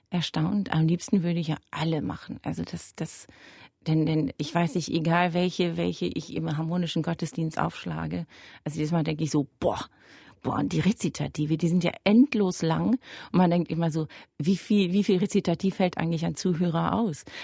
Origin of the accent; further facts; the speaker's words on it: Germany; also dass ich als Deutsche dann denkt, dieses Bachkantaten durch so